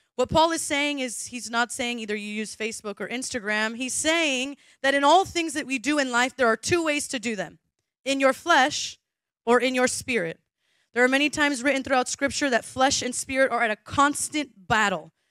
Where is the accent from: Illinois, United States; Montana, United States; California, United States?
California, United States; Southern; moved away; I'm from Southern California